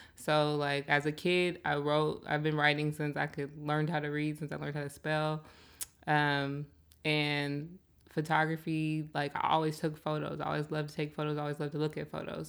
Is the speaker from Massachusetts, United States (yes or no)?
no; Seattle, Washington, United States; I'm from Seattle, born and raised, um, and I grew up out here, grew up in the South End